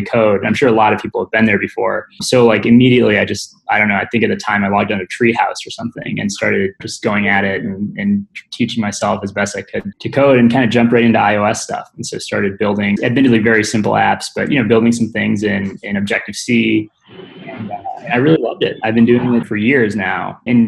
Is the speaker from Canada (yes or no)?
no; Midwest, United States; I grew up in the Midwest.